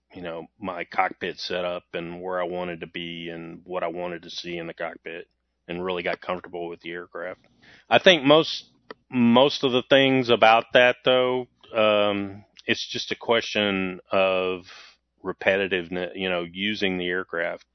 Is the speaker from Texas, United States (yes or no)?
yes; Waco, Texas, United States; I grew up in Waco, Texas